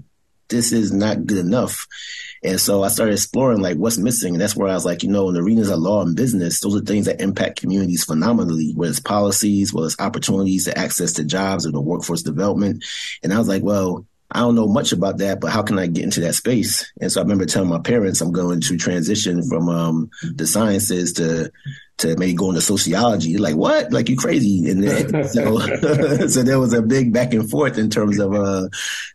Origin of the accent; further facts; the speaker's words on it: New Jersey, United States; moved away as an adult; also born or lived in Brooklyn, New York / Maryland / Washington, D.C.; I was born in Brooklyn, New York, as a firstborn generation Grenadian American, and spent most of my time growing up in Jersey